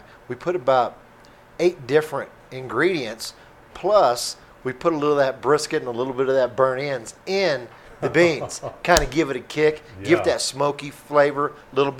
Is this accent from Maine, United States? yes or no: no; Kansas, United States; now in Colorado, United States; being from Kansas, born and raised, Kansas barbecue is kind of our thing